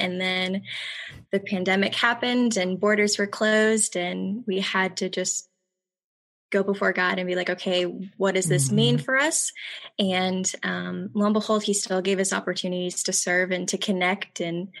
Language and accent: English; St. Louis, Missouri, United States; now in Orlando, United States; So my family and I moved from St. Louis, Missouri in 2004. And we currently live in Orlando, Florida.